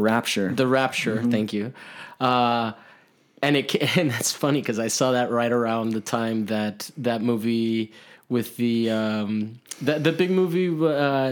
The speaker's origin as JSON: {"language": "English", "town": "Miami", "region": "Florida", "country": "United States", "tie": "born or raised there", "also_born_or_lived": "Italy", "said": "Whereas like I grew up in Italy, so it was like Catholics. And then I grew up in Miami and it was Catholics."}